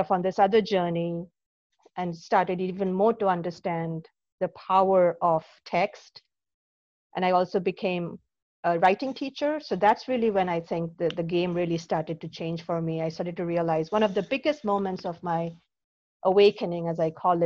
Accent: Kolkata, West Bengal, India; moved away; I grew up in Calcutta, India. I was born and brought up there

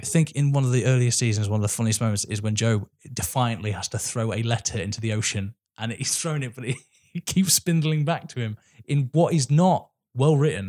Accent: England, United Kingdom; As an English person

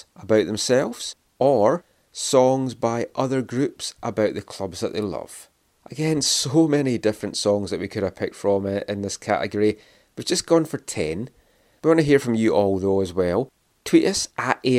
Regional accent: Scotland, United Kingdom; moved away; when I was growing up in Scotland, music and football really did go hand in hand

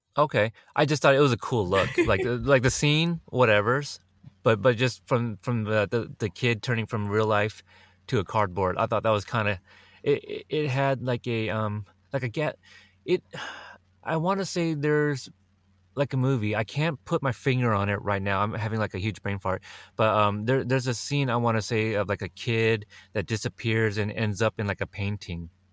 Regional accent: Oregon, United States; I'm from Oregon

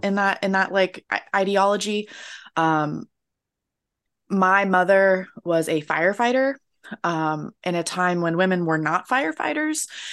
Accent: Florida, United States; moved away; I'm American, uh, which I'm pretty sure you can tell right off the bat. Uh, and I'm from Florida

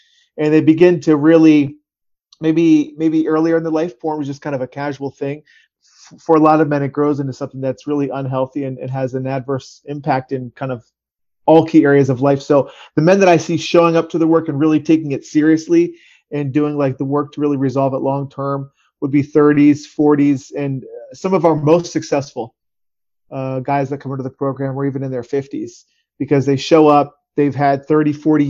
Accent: Harrisburg, Pennsylvania, United States; I'm from Harrisburg, Pennsylvania area

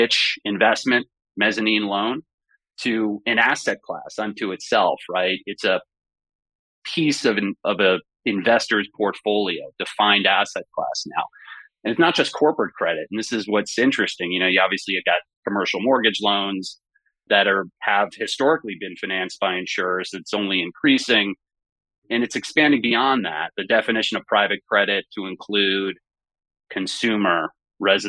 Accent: Great Neck, New York, United States; I grew up in Great Neck, Long Island

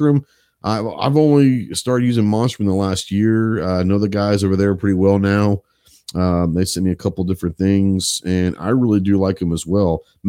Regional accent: Texas, United States; now in Arkansas, United States; I'm a Texan. Everyone knows that. And Clover's a Texan. When most people say barbecue, at least here in Arkansas, when they say barbecue is a generic term, they usually mean pulled pork.

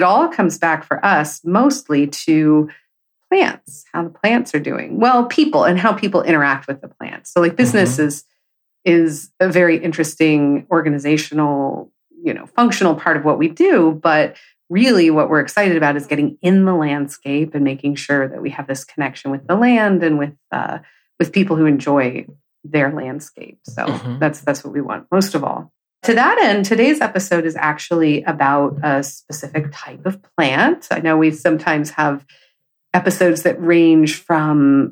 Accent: California, United States; I grew up in California.

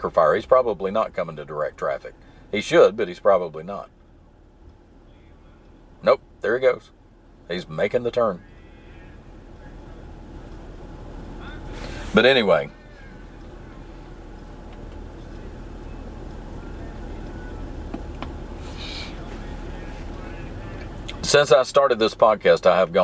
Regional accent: the South, United States; accent: southern; I don't have a very pronounced southern accent

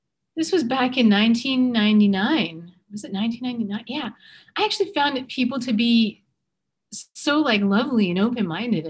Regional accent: Middletown, New Jersey, United States; moved away as an adult; also born or lived in Los Angeles / London; I was born in New Jersey. I'm from Middletown

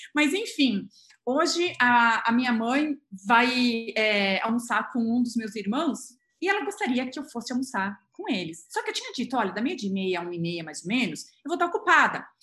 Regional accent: Brazil; moved away as an adult; also born or lived in England; eu sou brasileira

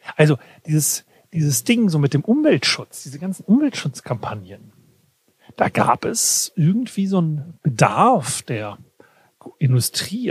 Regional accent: Weserbergland, Lower Saxony, Germany; moved away; mein Dorf, wo ich herkomme, Weserbergland

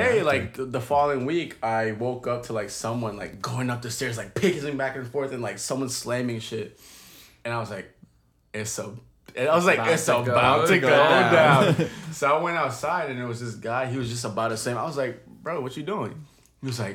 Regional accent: Maryland, United States; now in Philadelphia, United States; we're all from Maryland, moved to Philly.

